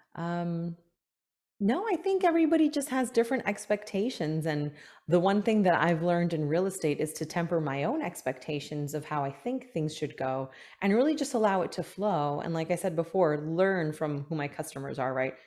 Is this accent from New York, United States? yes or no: yes; New York City, New York, United States; moved away as an adult; now in Palm Beach County, Florida, United States; I am originally from New York. I was born in Manhattan, spent some time in Queens and Brooklyn, and then back to Queens right before I moved to Florida seven, eight years ago now